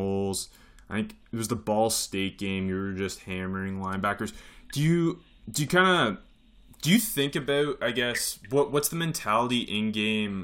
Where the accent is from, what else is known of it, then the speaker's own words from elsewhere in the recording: Canada; I'm actually Canadian